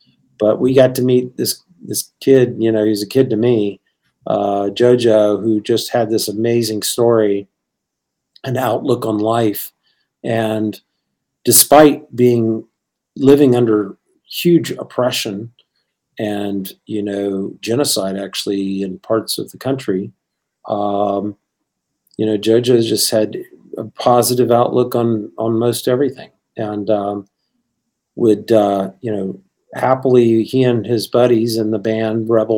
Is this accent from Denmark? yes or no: no; Bangkok, Thailand; now in Richmond, United States; growing up in the International School of Bangkok. So my comfort zone always has been kind of international, and one of the things that I love now, I've lived now in Richmond, Virginia, for longer than I lived in Thailand and anywhere else, really.